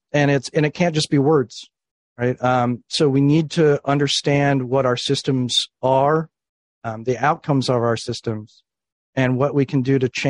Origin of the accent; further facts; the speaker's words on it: Florida, United States; In Florida.